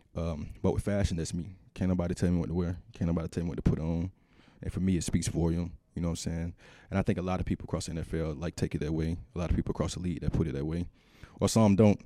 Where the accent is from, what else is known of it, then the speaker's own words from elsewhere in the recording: Georgia, United States; moved away as an adult; also born or lived in Minnesota; because being from the South, I'm from Georgia, but I grew up in a country town, small town.